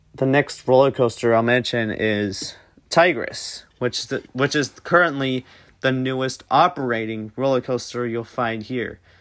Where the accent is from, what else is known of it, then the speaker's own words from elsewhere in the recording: Tampa, Florida, United States; I'm originally from Tampa Bay